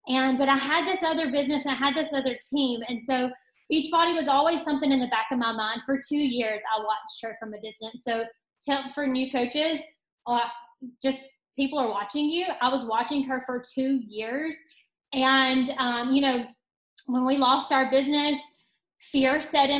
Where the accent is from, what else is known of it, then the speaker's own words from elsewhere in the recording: Tuscaloosa, Alabama, United States; also born or lived in Northport, Alabama; I am from Tuscaloosa, Alabama